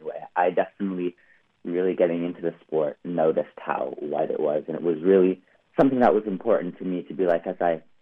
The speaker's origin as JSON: {"language": "English", "region": "Southern California", "country": "United States", "also_born_or_lived": "Colorado", "moved": "yes", "said": "I was from Southern California"}